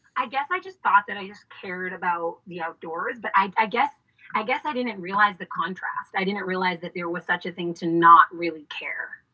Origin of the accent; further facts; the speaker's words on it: Boston, Massachusetts, United States; now in Washington, D.C., United States; I am originally from Boston, Massachusetts